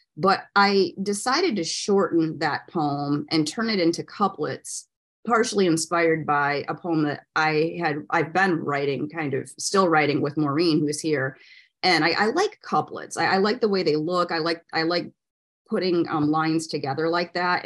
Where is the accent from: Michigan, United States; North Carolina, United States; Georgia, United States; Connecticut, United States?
Michigan, United States; now in Florida, United States; I'm from Michigan originally. And when I moved to Florida